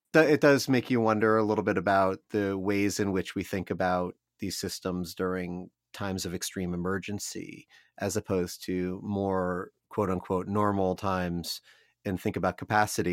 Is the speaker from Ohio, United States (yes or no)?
yes; Columbus, Ohio, United States; The Dispatch in my hometown here